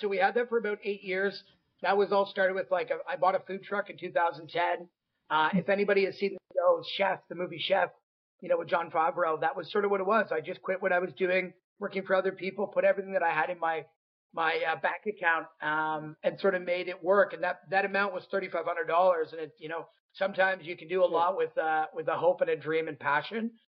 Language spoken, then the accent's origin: English; Midland, Ontario, Canada; now in Toronto, Canada; I'm originally from Midland, Ontario, but my parents are actually from downtown Toronto.